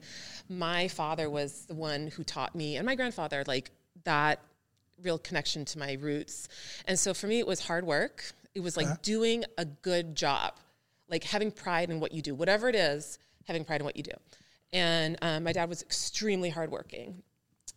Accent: Los Angeles, California, United States; I grew up in Los Angeles

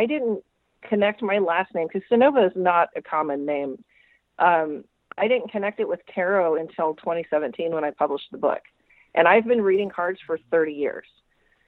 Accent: Jefferson City, Missouri, United States; my hometown in Jefferson City, Missouri

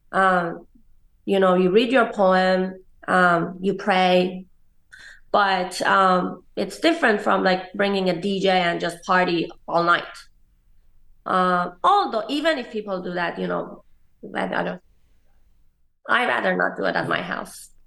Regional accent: Tehran, Tehran Province, Iran; moved away as an adult; also born or lived in New York, United States; now in Los Angeles, United States; I was growing up in Iran.

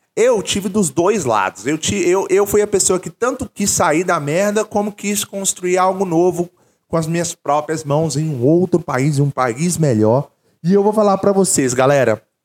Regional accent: Brazil; moved away as an adult; also born or lived in England; eu nasci no Brasil

